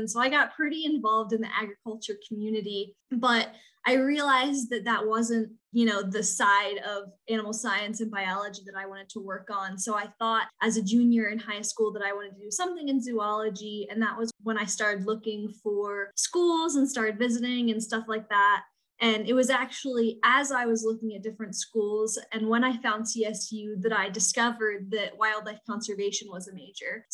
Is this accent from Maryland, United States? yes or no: yes; eastern shore of Maryland, United States; I'm from a very small town on the eastern shore of Maryland.